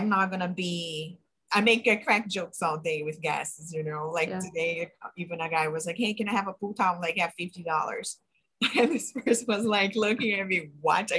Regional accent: Brazil; English is a second language; moved away as an adult; I'm from Brazil, I immigrated here by myself

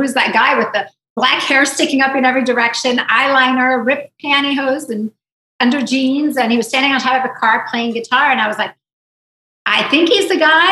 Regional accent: South Africa; moved away; also born or lived in Israel; I was born in Israel. I was raised in South Africa

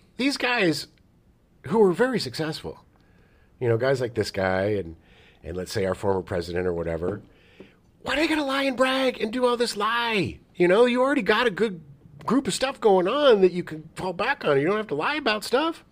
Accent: San Diego, California, United States; Growing up in San Diego, as a kid

